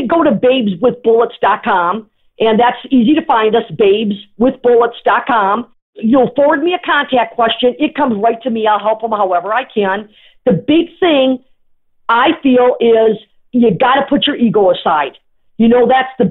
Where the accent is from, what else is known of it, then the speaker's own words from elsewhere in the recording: Sault Ste. Marie, Michigan, United States; I'm from Sault Ste. Marie, Michigan, because I am